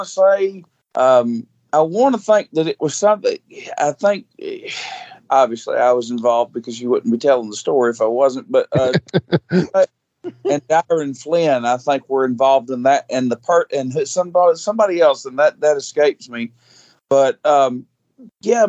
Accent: Mount Juliet, Tennessee, United States; accent: twang; also born or lived in Centerville, Tennessee; I'm originally from Mount Juliet, Tennessee. Now reside in Hickman County, Centerville, Tennessee.

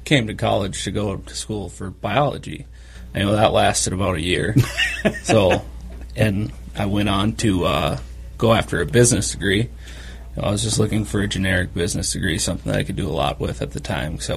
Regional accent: Twin Cities area, Minnesota, United States; moved away as an adult; now in Bemidji, United States; I'm from the Twin Cities area originally, and I went to school here as well, college

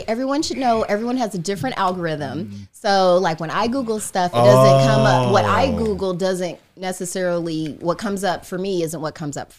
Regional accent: Indiana, United States; I'm from Indiana. I'm not used to riding a bike on a hill.

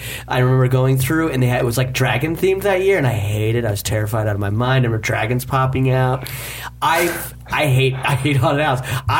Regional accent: Sandy, Utah, United States; my growing up in Utah, Sandy City

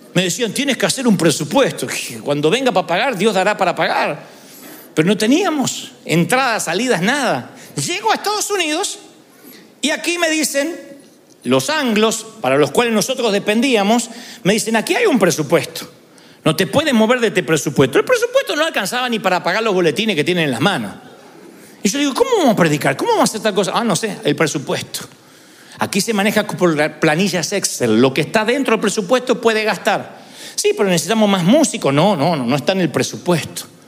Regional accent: Billinghurst, Buenos Aires Province, Argentina; moved away; vamos a Billinghurst, a mi, mi barrio natal

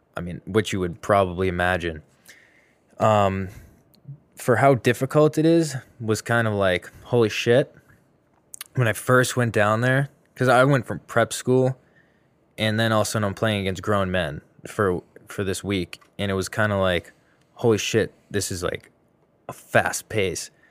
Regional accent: Boston, Massachusetts, United States; I'm from Mass, the Greater Boston

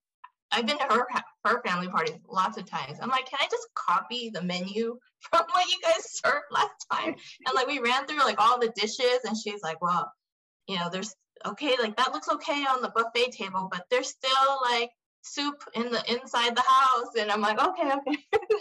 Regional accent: Southern California, United States; I grew up in Southern California.

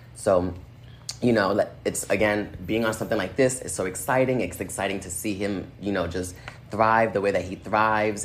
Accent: Inglewood, California, United States; also born or lived in Boston, Massachusetts / San Francisco / Minnesota; I was born and raised in Boston until I was 11, but I do consider myself from Inglewood, California, because that's where I spent most of like my teenage and adult life

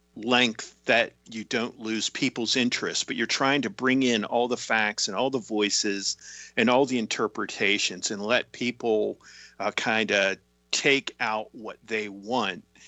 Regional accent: Tyrone, Pennsylvania, United States; my hometown of Tyrone, Pennsylvania

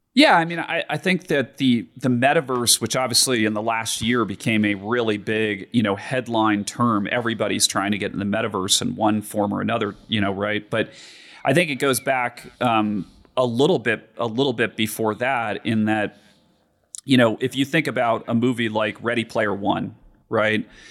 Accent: Denver, Colorado, United States; growing up in Denver

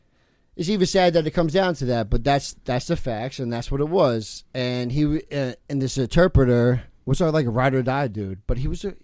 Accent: Toms River, New Jersey, United States; also born or lived in California; I grew up in Toms River.

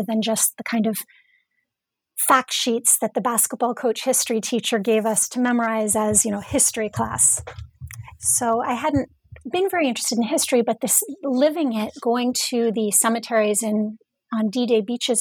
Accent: Indiana, United States; moved away as an adult; also born or lived in Massachusetts / New York; I was born and raised in Indiana

